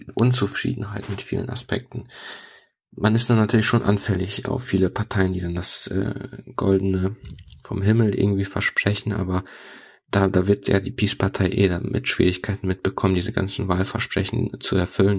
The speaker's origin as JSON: {"language": "German", "country": "Poland", "tie": "born or raised there", "first_language": "Polish", "second_language": "German", "moved": "yes", "said": "Ich bin in Polen aufgewachsen"}